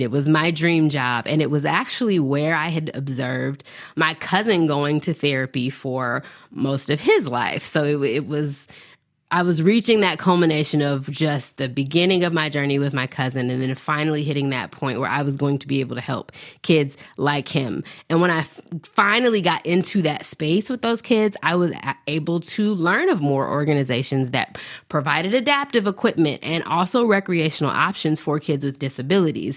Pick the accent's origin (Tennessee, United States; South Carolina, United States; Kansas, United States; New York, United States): Tennessee, United States; Nashville; I was born in Nashville, Tennessee, raised in the South